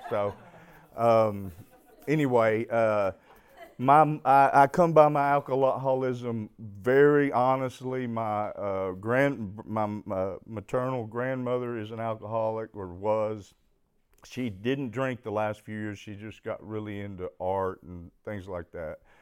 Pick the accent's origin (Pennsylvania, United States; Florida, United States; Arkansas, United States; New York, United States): Arkansas, United States; Fayetteville; I was born in Fayetteville, Arkansas